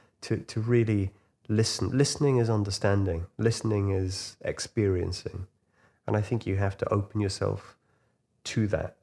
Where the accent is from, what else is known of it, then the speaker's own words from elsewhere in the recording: Huyton, North West England, United Kingdom; thinking that I'm this boy from Huyton, you know, who used to take out all his records when I was 8 years old.